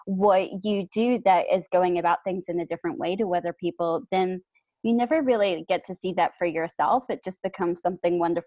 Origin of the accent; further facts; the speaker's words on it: New Zealand; So I'm from New Zealand